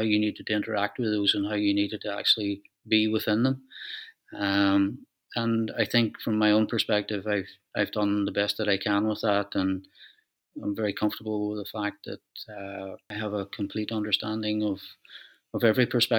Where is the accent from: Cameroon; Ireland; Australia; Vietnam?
Ireland; Donegal, Ulster; moved away as an adult; also born or lived in Dublin; now in County Tyrone, Northern Ireland; I originally come from Donegal. I was born in Dublin, but I grew up in Donegal.